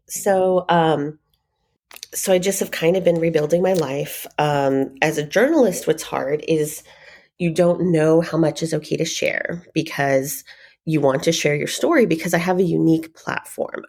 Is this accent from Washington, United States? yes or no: no; Phoenix, Arizona, United States; also born or lived in Denver, Colorado; I was born in Denver, raised here in Phoenix